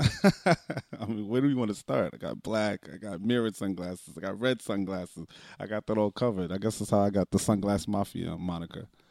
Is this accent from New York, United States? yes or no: yes; New York City, New York, United States; growing up in the Bronx